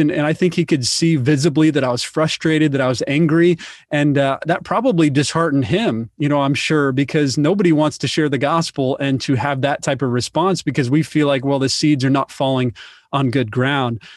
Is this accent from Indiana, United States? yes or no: yes; Indiana, United States; I actually grew up in the Midwest, so I'm originally from Indiana